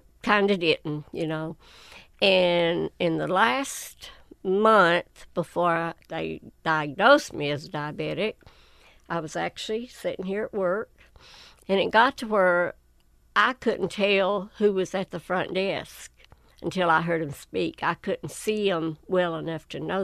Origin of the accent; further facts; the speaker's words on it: Whitesburg, Kentucky, United States; I was born and raised right outside of Whitesburg, Elm County